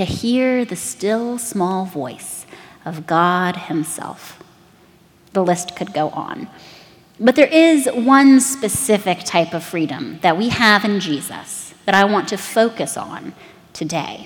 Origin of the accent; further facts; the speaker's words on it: United States; to us as Americans